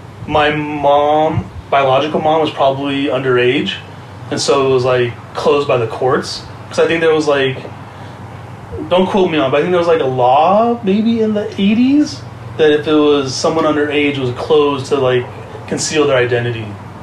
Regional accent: Huntington Beach, California, United States; For the most part, it was fine, to be honest. There was obviously some like incidents, I guess, like that you run into, but it was also just mainly being at like punk shows in Orange County, to be honest.

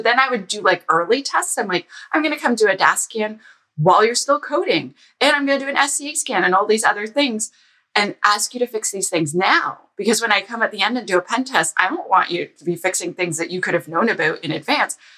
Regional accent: Ottawa, Ontario, Canada; I'm from Ottawa

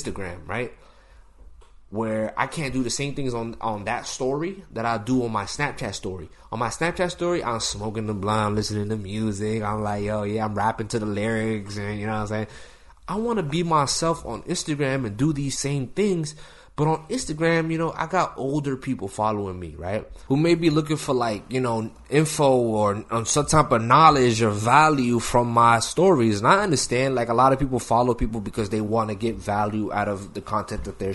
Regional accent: Massachusetts, United States; A lot of people think I'm from New York. I'm from Massachusetts

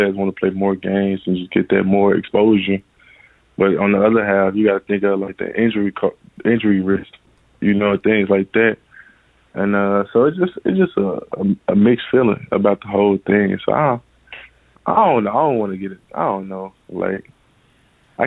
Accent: St. Louis, Missouri, United States; moved away; I'm from St. Louis

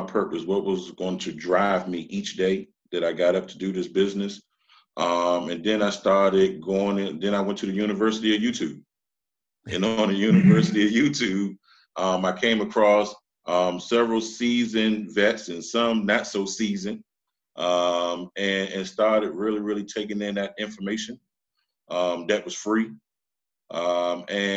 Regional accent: Washington, District of Columbia, United States; I'm originally from Washington, D.C.

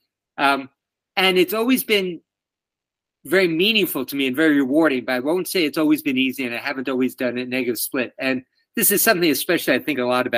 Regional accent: New York City, New York, United States; moved away as an adult; now in Washington, DC, United States; where I grew up in Queens, New York

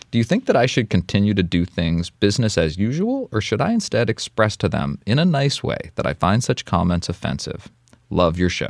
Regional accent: Russia; tell someone I'm from Russia, I get that Family Guy joke

